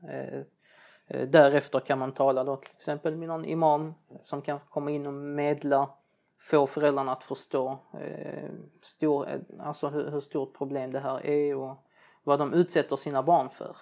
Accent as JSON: {"language": "Swedish", "country": "Sweden", "tie": "born or raised there", "said": "Jag är från Libanon, arab min fru från Turkiet eller har turkiskt ursprung. Men vi är båda uppväxta här i ett svenskt samhälle"}